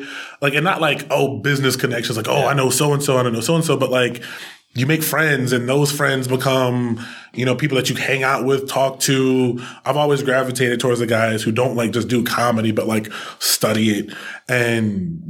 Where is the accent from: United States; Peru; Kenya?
United States; Chester, Pennsylvania; also born or lived in Williamsport; now in Philadelphia, United States; I'm from Chester, originally. I live in Williamsport. Philly, now.